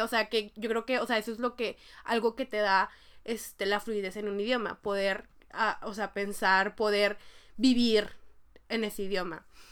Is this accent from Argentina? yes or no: no; Mexico; moved away as an adult; now in South Korea; entré a la prepa, digo a la facultad, que en México estuve en la facultad un año y medio